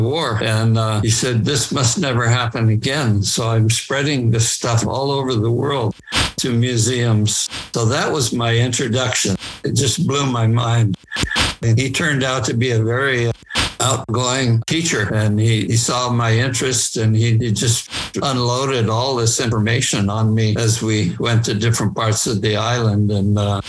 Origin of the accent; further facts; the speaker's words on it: Lanai, Hawaii, United States; I was born in Hawaii and raised there until I was about 8. And then we moved to Lanai. And I grew up on Lanai.